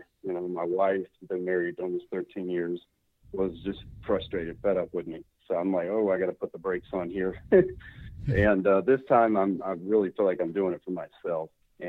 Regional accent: Atlanta, Georgia, United States; I'm from Atlanta, Georgia, 41

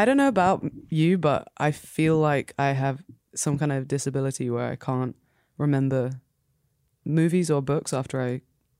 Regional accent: England, United Kingdom; moved away as an adult; now in New York, United States; Just because I'm English.

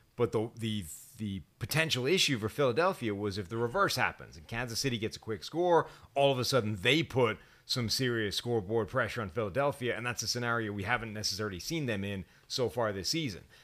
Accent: Ireland; as an Irishman

